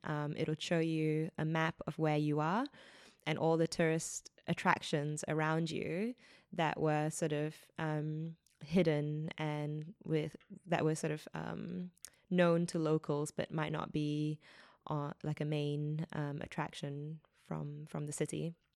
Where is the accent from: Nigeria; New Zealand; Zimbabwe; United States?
New Zealand; moved away as an adult; also born or lived in Australia; as a New Zealander